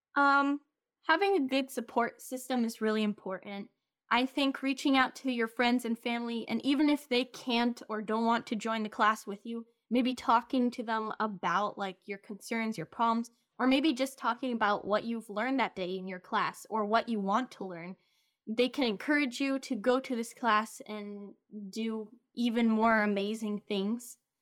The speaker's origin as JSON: {"language": "English", "country": "Romania", "tie": "born or raised there", "first_language": "English and Romanian", "moved": "yes", "said": "I basically grew up there"}